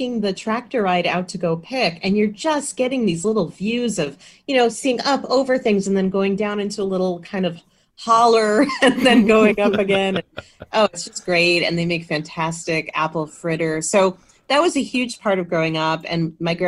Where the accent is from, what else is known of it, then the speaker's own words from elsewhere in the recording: Windsor, Connecticut, United States; now in Massachusetts, United States; I grew up there. I grew up in Windsor, Connecticut, and very fond of my home state